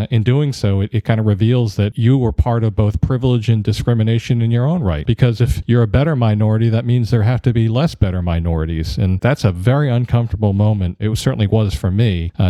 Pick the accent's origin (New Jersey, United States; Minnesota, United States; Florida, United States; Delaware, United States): Delaware, United States; Wilmington; I grew up in Wilmington, Delaware in the 1960s